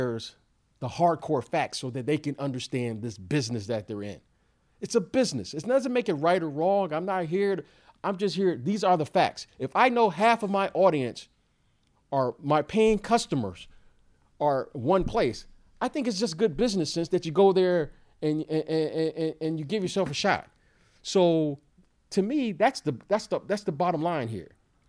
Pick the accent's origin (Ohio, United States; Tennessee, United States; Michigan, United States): Michigan, United States; Detroit; also born or lived in Chicago; Now, growing up in Eastern time zone like I did in Detroit, playing for many years in Chicago, now living on the West Coast, that is the issue.